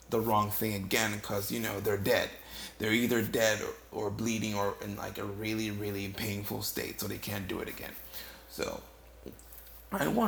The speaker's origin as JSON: {"language": "English", "country": "Ghana", "tie": "born or raised there", "moved": "yes", "lives_now": "United States", "said": "I'm originally from West Africa, Ghana. I was born and raised there. I lived there you know, most of my life before I moved here to the States."}